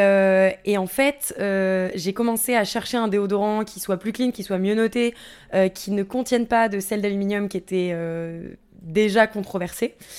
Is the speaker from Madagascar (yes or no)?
no; Sucy-en-Brie, Île-de-France, France; also born or lived in Canada; J'ai grandi à suissy en henri dans le 94